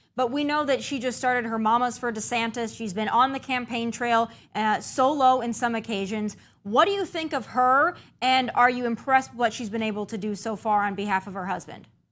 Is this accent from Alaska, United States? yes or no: no; South Dakota, United States; I'm from South Dakota